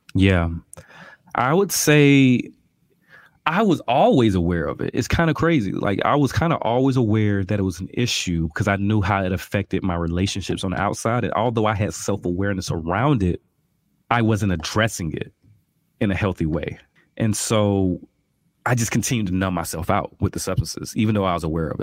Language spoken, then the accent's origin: English; Albany, Georgia, United States; I'm from Albany, Georgia, birthplace of Ray Charles, real country, you know, I had no concept of health growing up